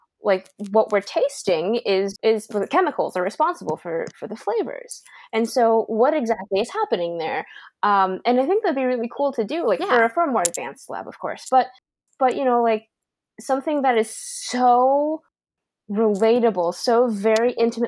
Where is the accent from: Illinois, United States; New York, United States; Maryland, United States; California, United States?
California, United States; Santa Clarita; now in San Diego, United States; my hometown. So I lived in Santa Clarita